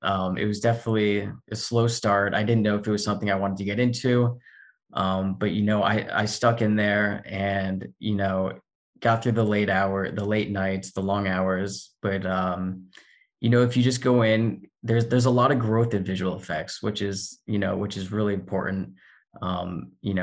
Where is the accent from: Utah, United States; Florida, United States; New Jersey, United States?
Florida, United States; moved away as an adult; also born or lived in Indiana; now in Los Angeles, United States; I grew up in Florida.